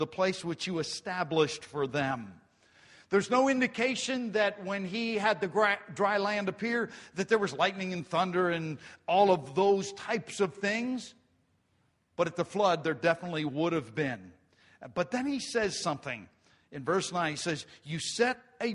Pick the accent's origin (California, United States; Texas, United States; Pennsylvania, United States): Pennsylvania, United States; Grantville; when I was a farm kid and we grew up in Grantville, we didn't have a lot